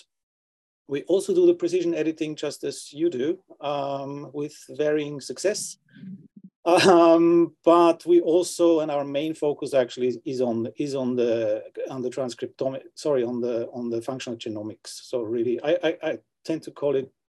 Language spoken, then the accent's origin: English; Austria; moved away as an adult; also born or lived in London, United Kingdom / Oxford, United Kingdom; now in Sweden; I'm originally from Austria